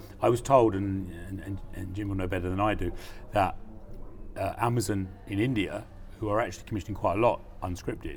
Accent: United Kingdom; as a British producer

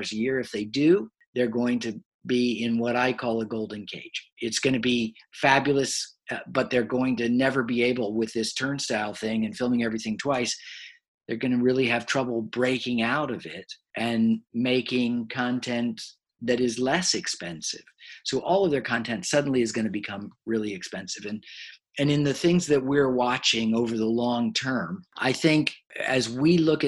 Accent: United States; I'm an American.

